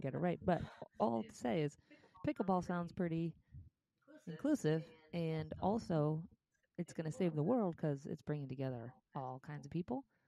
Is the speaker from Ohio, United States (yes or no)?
yes; Cleveland, Ohio, United States; moved away; I'm from Cleveland